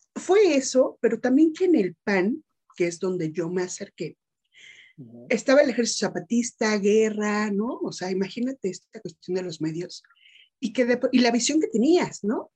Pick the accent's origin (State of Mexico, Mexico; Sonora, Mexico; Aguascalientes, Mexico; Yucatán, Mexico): State of Mexico, Mexico; also born or lived in Metepec; soy orgullosamente mexicana por parte de provincia, soy mexiquense, radico en un municipio mágico, ¿no? Que es Metepec